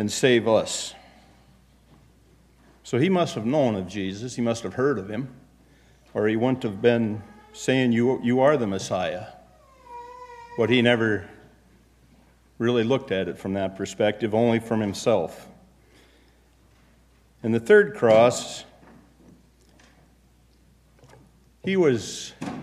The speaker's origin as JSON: {"language": "English", "town": "Chicago", "region": "Illinois", "country": "United States", "tie": "born or raised there", "also_born_or_lived": "Minneapolis", "moved": "yes"}